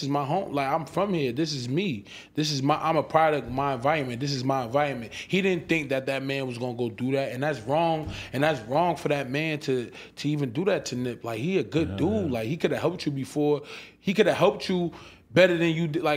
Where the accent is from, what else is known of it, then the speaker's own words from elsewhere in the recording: Irvington, New Jersey, United States; That's where I'm from Irvington